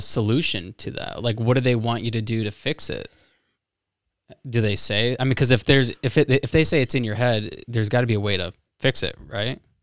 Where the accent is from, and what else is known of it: Florida, United States; now in Michigan, United States